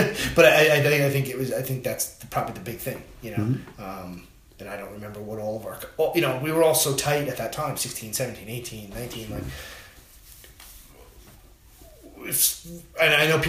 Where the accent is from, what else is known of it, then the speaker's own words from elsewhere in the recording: Patchogue, New York, United States; I grew up in Patchogue